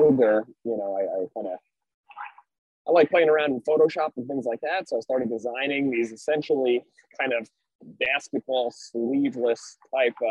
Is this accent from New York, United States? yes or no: yes; Long Island, New York, United States; I grew up on Long Island, New York